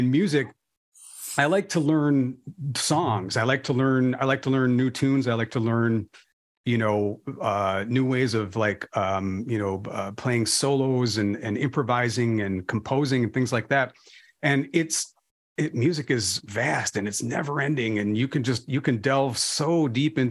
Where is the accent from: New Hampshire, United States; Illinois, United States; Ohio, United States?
Illinois, United States; Chicago suburbs; also born or lived in DeKalb; I was raised in kind of blue collar suburbs